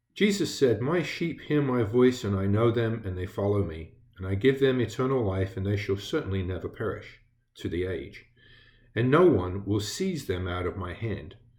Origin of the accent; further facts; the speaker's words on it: England, United Kingdom; moved away as an adult; I did grow up in England. I was born there, and I grew up in England.